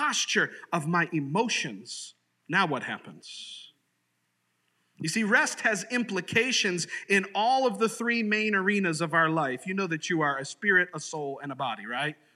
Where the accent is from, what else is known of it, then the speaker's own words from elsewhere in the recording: Sarasota, Florida, United States; I grew up in Sarasota, Florida